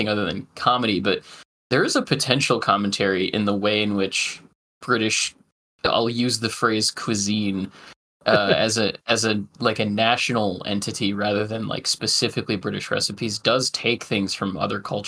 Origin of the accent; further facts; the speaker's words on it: Chicago, Illinois, United States; growing up in Chicago